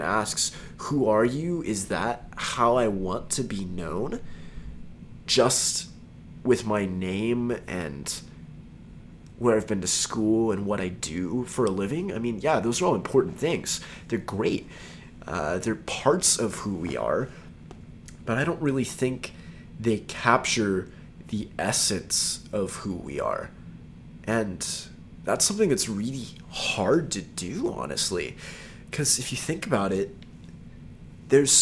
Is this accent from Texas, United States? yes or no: yes; Texas, United States; I'm from Texas